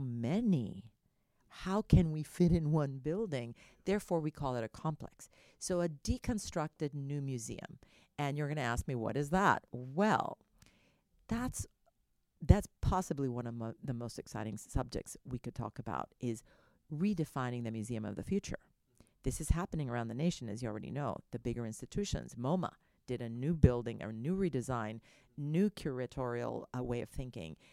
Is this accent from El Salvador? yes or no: yes; El Salvador; now in Houston, United States; I was born in the San Salvador volcano